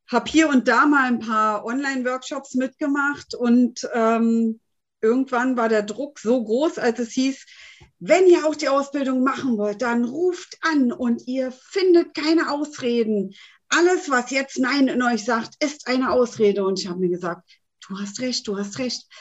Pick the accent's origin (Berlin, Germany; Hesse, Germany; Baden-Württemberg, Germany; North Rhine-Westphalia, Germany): Berlin, Germany; bin äh, 49 Jahre jung und komme eigentlich aus Berlin.